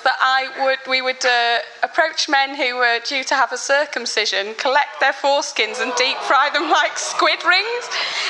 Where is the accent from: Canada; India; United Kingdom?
United Kingdom; Birmingham, West Midlands; born there; I was, yeah.